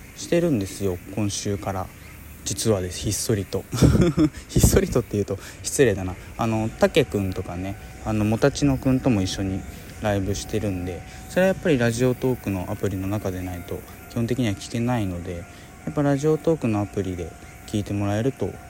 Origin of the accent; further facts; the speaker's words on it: Hiroshima, Japan; 僕の広島の、まあ、地元のですね